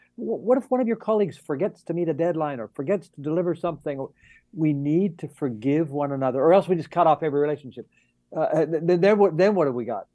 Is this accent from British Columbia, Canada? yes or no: yes; Vancouver, British Columbia, Canada; I'm from Vancouver